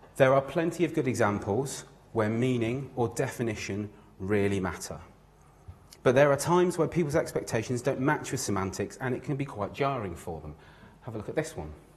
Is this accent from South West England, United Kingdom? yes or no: yes; Newquay, South West England, United Kingdom; I grew up in Newquay, the home of UK surfing.